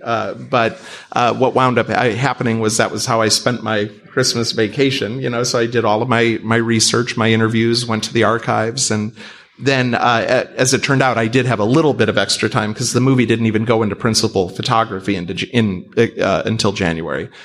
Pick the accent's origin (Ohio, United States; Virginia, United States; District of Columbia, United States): Ohio, United States; Cleveland; I'm some schmuck from Cleveland who got lucky